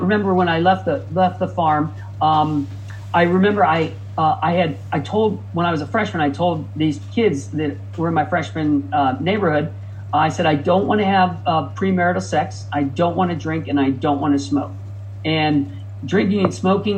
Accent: Midwest, United States; moved away as an adult; also born or lived in Ohio; now in California, United States; I grew up in the Midwest

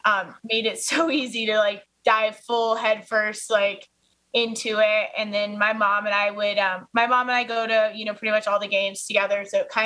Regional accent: Colorado, United States; And then just kind of being like a native from Colorado and kind of wanting that attachment while I was away from Colorado to always kind of cheer for Colorado sports teams.

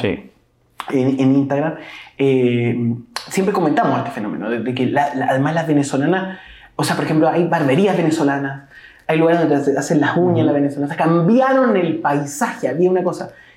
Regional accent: Chile; nosotros como chilenos

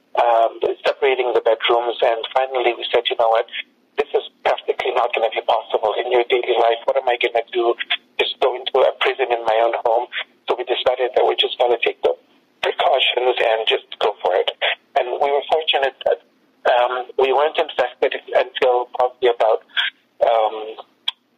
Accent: Alexandria, Alexandria Governorate, Egypt; also born or lived in Los Angeles, United States / Middle East; now in Phoenix, United States; I'm an Egyptian from Alexandria. I currently live in Phoenix, Arizona

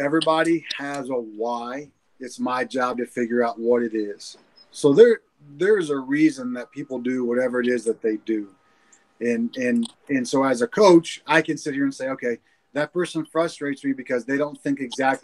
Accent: Franklin, Indiana, United States; also born or lived in Greenfield; growing up in Franklin

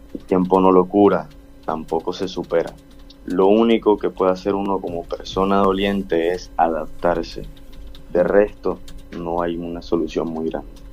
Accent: Barranquilla, Atlántico, Colombia; como barranquilleros y colombianos

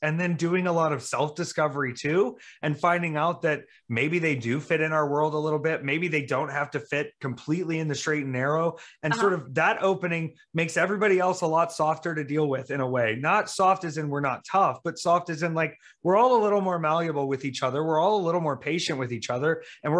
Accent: the South, United States; also born or lived in Myrtle Beach / Marietta, Georgia / Jacksonville, North Carolina / Greer, South Carolina; Well, honey, I'm from the South. I'm from the Bible Belt.

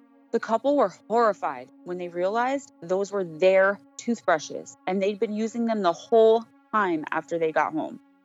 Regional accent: Paterson, New Jersey, United States; also born or lived in Clifton, New Jersey; In Patterson and Clifton, New Jersey

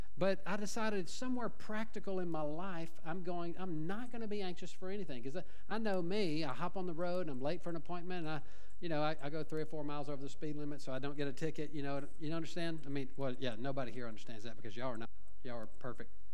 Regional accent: Little Cypress, Texas, United States; I'm from Little Cypress

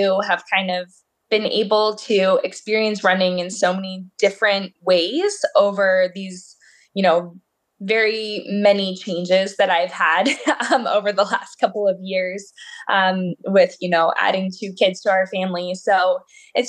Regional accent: Pennsylvania, United States; also born or lived in Boulder, Colorado; I was actually conceived in Boulder, Colorado, but then I was born in Pennsylvania

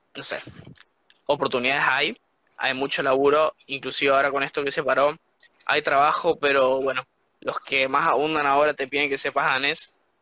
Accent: Argentina; moved away as an adult; now in Copenhagen, Denmark; Somos argentinos

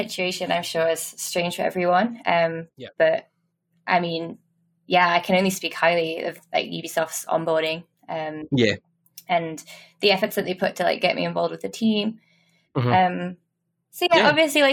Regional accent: Liverpool, North West England, United Kingdom; moved away as an adult; also born or lived in Dundee; I'm actually from Liverpool, so I'm not a Geordie here.

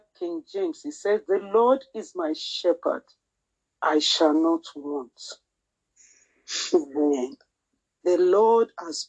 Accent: Nigeria; first language Yoruba; English is a second language; I'm sorry for those who do not speak my native language, which is Yoruba.

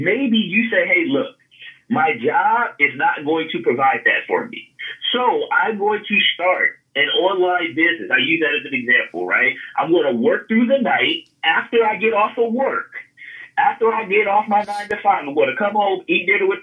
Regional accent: California, United States; I'm from California

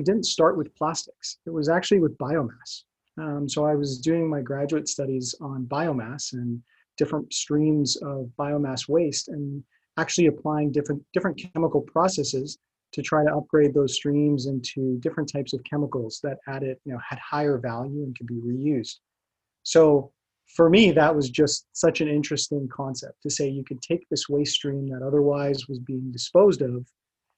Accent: Brampton, Ontario, Canada; I grew up in Brampton, Ontario

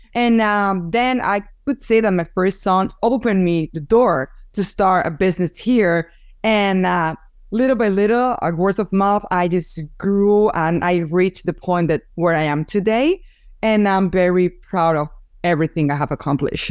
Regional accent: Barcelona, Catalonia, Spain; English is a second language; moved away as an adult; also born or lived in Massachusetts; now in United States; after I moved here from Spain because I'm originally from Barcelona

